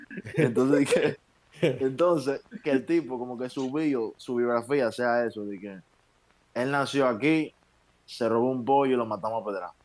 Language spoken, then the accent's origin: Spanish; Dominican Republic; nosotros, los dominicanos